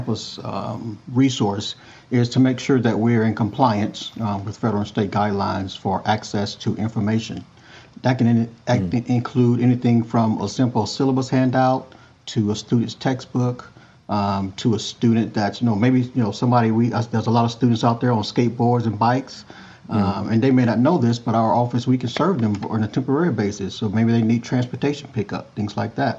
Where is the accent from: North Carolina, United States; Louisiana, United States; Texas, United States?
Louisiana, United States; Ponchatoula; moved away as an adult; also born or lived in New York / Oakland, California; I grew up in Ponchatoula, Louisiana